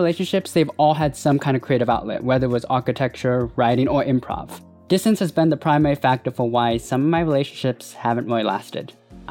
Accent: Hong Kong; moved away; I'm a 31-year-old creative. I'm originally from Hong Kong.

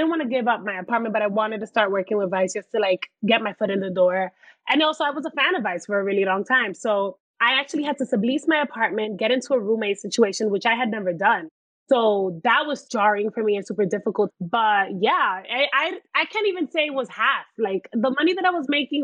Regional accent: New York City, New York, United States; also born or lived in Washington Heights; I'm from the Bronx

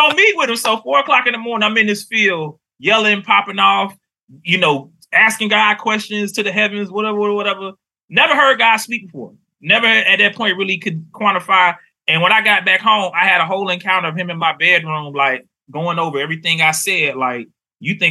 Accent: Miami, Florida, United States; moved away as an adult; now in North Carolina, United States; I'm from Miami, Florida

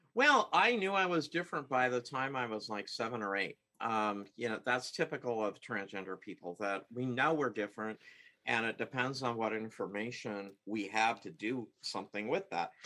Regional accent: Seattle, Washington, United States; I uh, was born and raised in the Seattle area

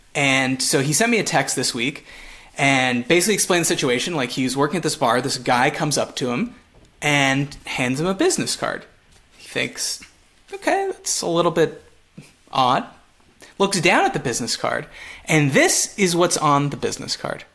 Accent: Montreal, Quebec, Canada; first language English; moved away; I'm from Montreal, which is French, but I I'm English

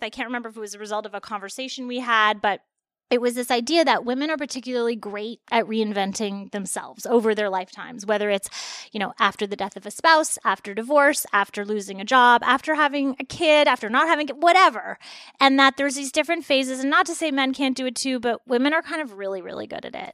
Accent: Toronto, Ontario, Canada; moved away as an adult; now in Los Angeles, United States; I'm from Toronto originally.

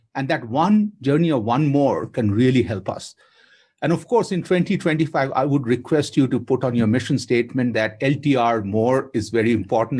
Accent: Kolkata, West Bengal, India; I grew up in Kolkata with her

